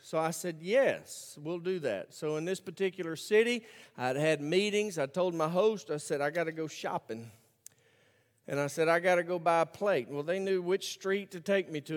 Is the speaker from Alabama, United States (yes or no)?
yes; Birmingham, Alabama, United States; I grew up in Birmingham, Alabama